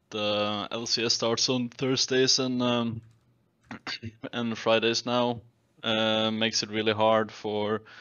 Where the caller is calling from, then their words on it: Norway; I'm calling from Norway.